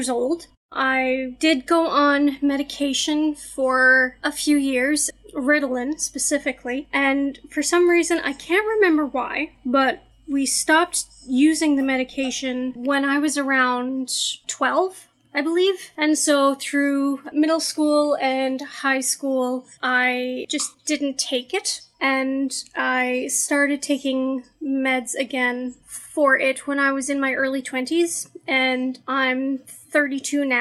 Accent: Canada; I'm a Canadian reporter

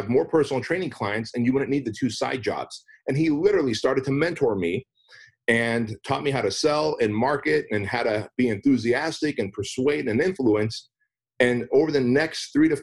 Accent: United States; English is a second language; also born or lived in Armenia; I was a kid when we came to the United States. I didn't speak English

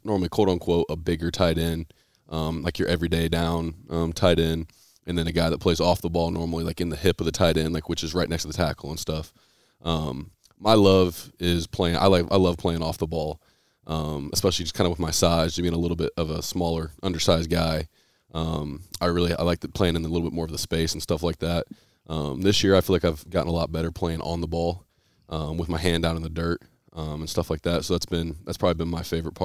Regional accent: Columbus, Indiana, United States; I'm from Columbus, Indiana

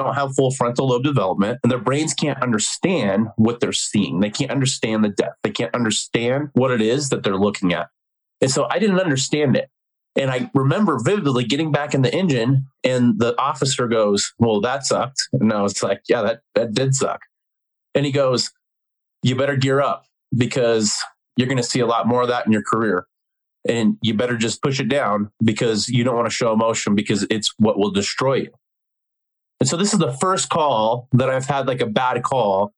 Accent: Denver, Colorado, United States; born and raised in Denver, Colorado.

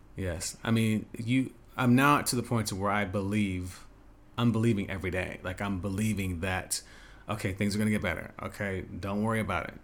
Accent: Las Vegas, Nevada, United States; moved away as an adult; also born or lived in New York / Los Angeles / China / Dubai; growing up in Vegas, high school

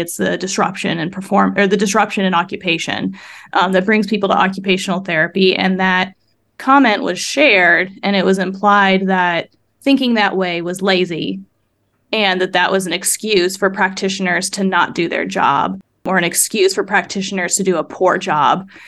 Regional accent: Midwest, United States; I grew up in the Midwest

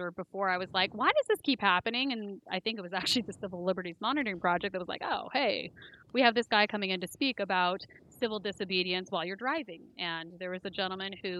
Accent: Southern Humboldt County, California, United States; growing up in Humboldt County, and especially in southern Humboldt County

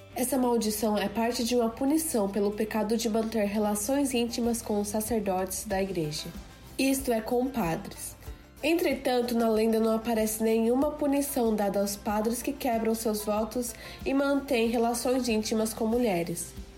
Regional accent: Japan; also born or lived in Brazil; nasci no Japão e sempre estudei na escola japonesa

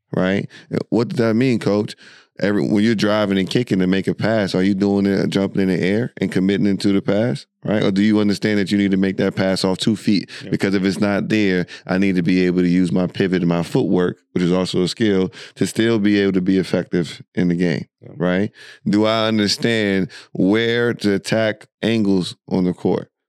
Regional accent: United States; we're from America

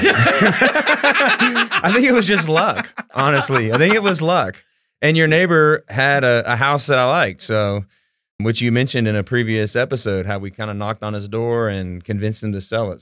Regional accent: Houston, Texas, United States; also born or lived in Abilene, Texas; So I grew up in Southwest Houston, in Sta-, the Stafford Sugarland area

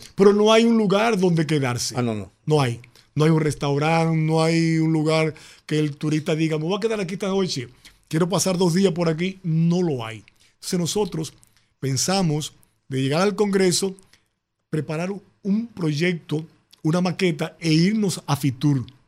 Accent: Santo Domingo, Distrito Nacional, Dominican Republic; also born or lived in Independencia Province; la provincia Independencia, es donde yo nací, es donde yo siempre he hecho un trabajo social. Y a pesar de que me crié en Santo Domingo

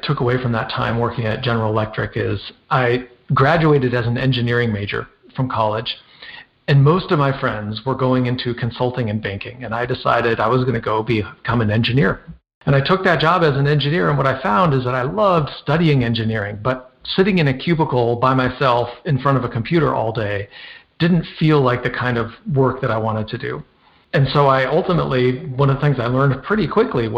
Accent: Minnesota, United States; I grew up in Minnesota. I was born in Minnesota

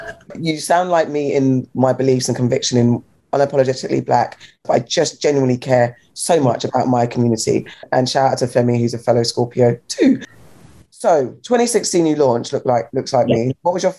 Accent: Ghana; I'm not Nigerian, I'm Ghanaian.

